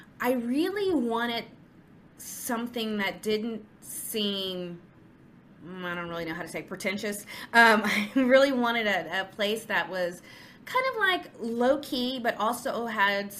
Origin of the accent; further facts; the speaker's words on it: Houston, Texas, United States; also born or lived in New York; I'm an OBGYN from Houston